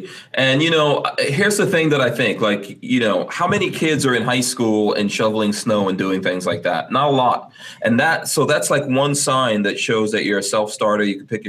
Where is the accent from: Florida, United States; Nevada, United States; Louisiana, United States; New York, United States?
New York, United States; New York City; moved away; also born or lived in Guyana; I grew up in New York